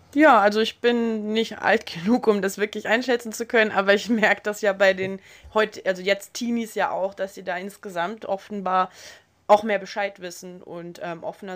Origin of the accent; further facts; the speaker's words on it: Berlin, Germany; als Berlinerin